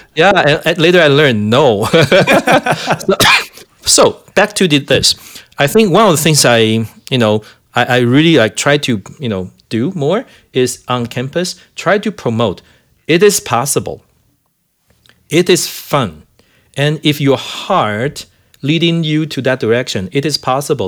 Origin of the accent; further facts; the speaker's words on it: Taiwan; now in Calgary, Canada; I'm from Taiwan